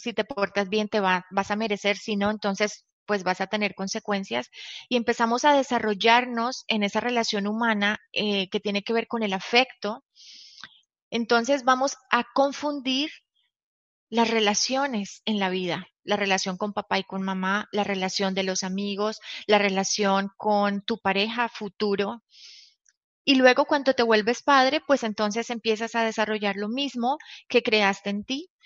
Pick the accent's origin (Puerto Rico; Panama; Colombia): Colombia; nací en Colombia